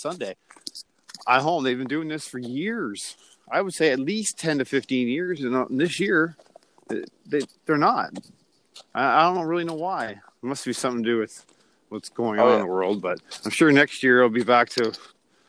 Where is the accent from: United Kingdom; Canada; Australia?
Canada; as a Canadian